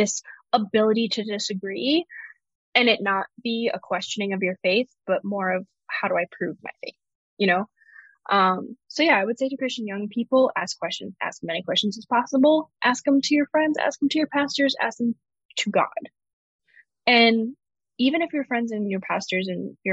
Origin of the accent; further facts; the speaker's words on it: the South, United States; moved away as an adult; now in Israel; growing up for the second part of my childhood, in the South